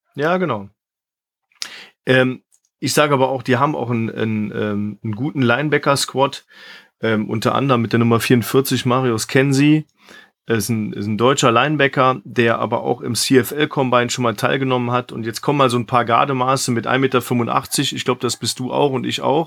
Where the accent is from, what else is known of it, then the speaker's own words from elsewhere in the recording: Missouri, United States; in meiner Heimat unterwegs, in, äh, auf der Missouri Southern